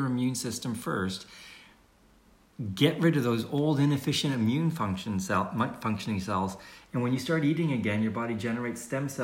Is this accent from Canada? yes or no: yes; Canada; I'm from Canada